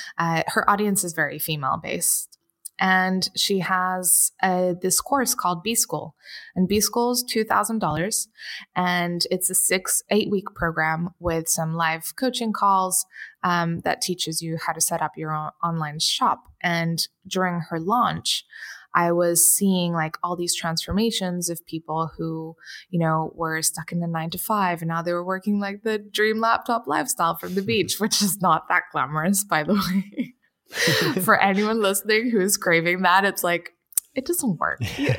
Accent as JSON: {"language": "English", "country": "Portugal", "said": "I'm from Portugal, and I you know, missed the sunshine a lot and my friends, and I wanted to be able to afford that."}